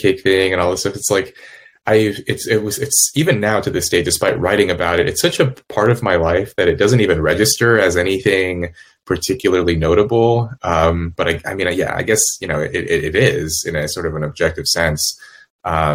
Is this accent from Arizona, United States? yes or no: no; California, United States; moved away as an adult; also born or lived in Los Angeles / Cambridge / Yale; where I grew up in California